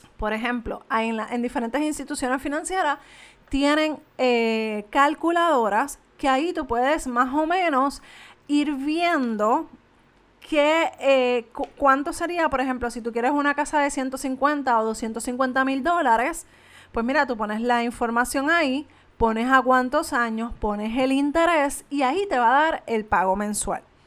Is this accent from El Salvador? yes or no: no; Canóvanas, Puerto Rico; yo soy de Canovanas